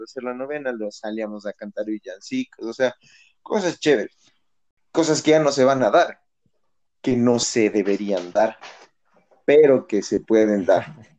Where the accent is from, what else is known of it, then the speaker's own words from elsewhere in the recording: Ecuador; nosotros como ecuatorianos